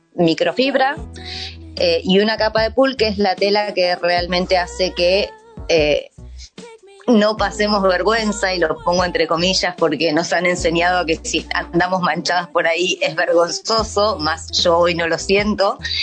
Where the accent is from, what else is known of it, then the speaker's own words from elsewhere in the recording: Argentina; moved away as an adult; now in New Zealand; soy argentina